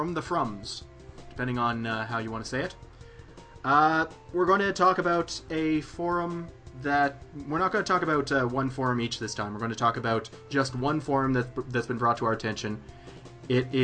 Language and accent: English; Canada; I am Canadian